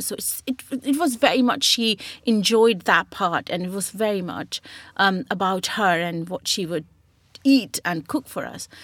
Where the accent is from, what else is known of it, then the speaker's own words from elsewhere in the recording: Burnpur, West Bengal, India; moved away as an adult; now in United Kingdom; I was born in West Bengal in Burnpur